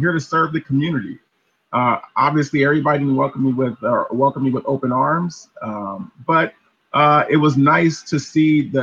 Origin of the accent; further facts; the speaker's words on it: Los Angeles, California, United States; I grew up in South Los Angeles